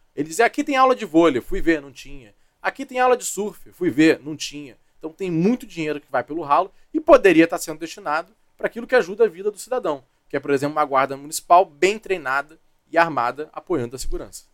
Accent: Rio de Janeiro, Brazil; also born or lived in Duque de Caxias / Barra da Tijuca; Eu nasci em Caxias, a família é de lá, depois fui criado na ilha

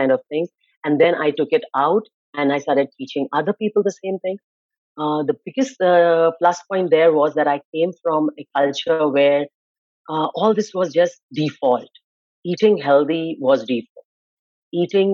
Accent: Mumbai, Maharashtra, India; moved away as an adult; now in Canada; I'm born and brought up in India. I'm a metro city girl. I'm from Mumbai. When I was growing up there, it was called Bombay

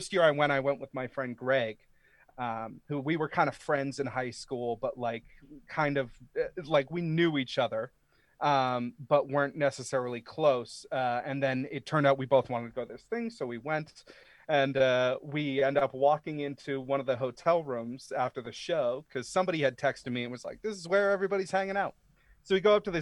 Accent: Maine, United States; I grew up in Maine. I'm from the state of Maine

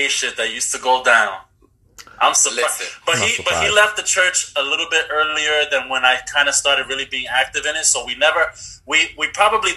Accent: New York City, New York, United States; now in Los Angeles, United States; I'm a motherfucker from the Bronx

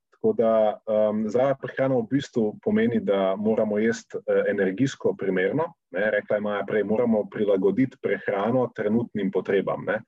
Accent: Slovenia

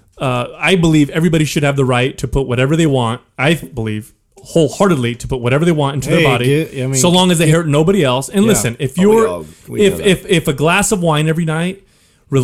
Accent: California, United States; we're from California, man. This is wine country

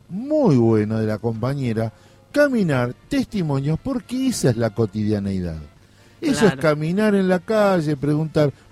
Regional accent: Ecuador

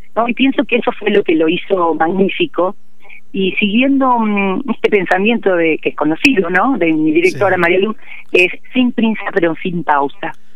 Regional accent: Puerto Madryn, Chubut, Argentina; also born or lived in the Andes (cordillera); yo vivía en Puerto Madryn

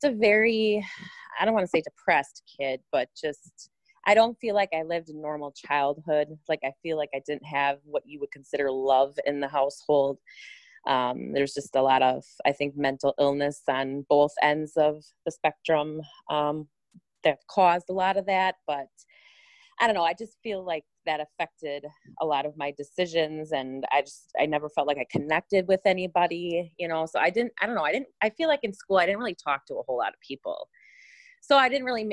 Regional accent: Port Washington, Wisconsin, United States; now in Manitowoc, United States; I grew up in Port Washington, and along the way ended up in Manitowoc

